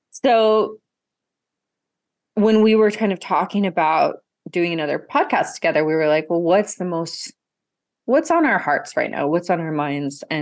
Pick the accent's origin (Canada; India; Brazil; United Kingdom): Brazil; So because I grew up half in Brazil, I had a context for what it means.